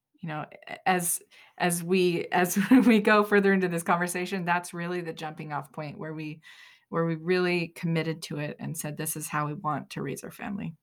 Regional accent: Utah, United States; We're from Utah

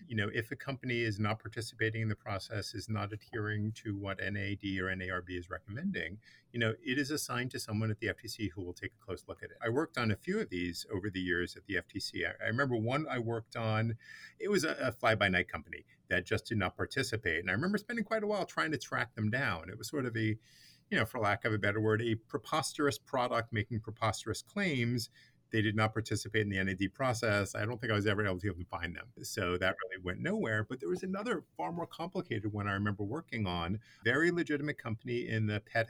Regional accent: New York City, New York, United States; growing up in Brooklyn

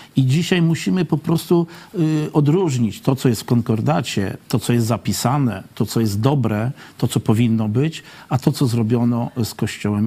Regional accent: Poland; wychowałem się na terenach wiejskich, w zalesionych terenach

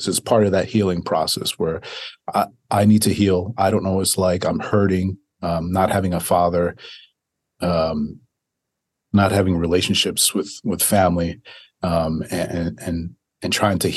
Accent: Dominican Republic; now in United States; I was born in Dominican Republic.

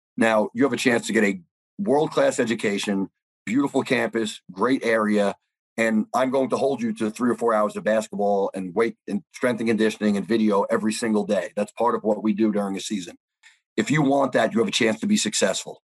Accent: New York, United States; I'm from New York

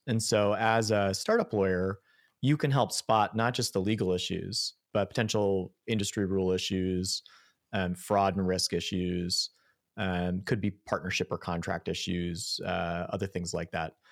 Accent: Buffalo, New York, United States; I grew up in Buffalo

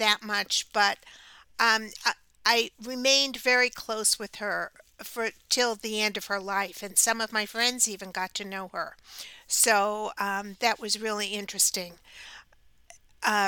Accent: New York, United States; as a young child, growing up in New York, in a neighborhood with a bunch of kids.

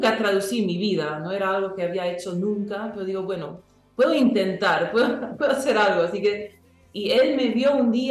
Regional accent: Paraguay; first language English; Spanish is a second language; nací en Paraguay, pero nací hablando inglés en casa y alemán en la comunidad donde yo crecía, en la escuela, todo eso. Así que el español lo añadí después de esos lenguajes

